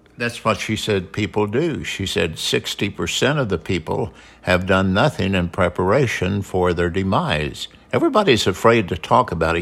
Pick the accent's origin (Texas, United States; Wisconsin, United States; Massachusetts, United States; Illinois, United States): Illinois, United States; Southern; also born or lived in North Carolina / San Diego; now in Mesa, Arizona, United States; we're from Southern Illinois. We moved to North Carolina to San Diego and settled in Mesa, Arizona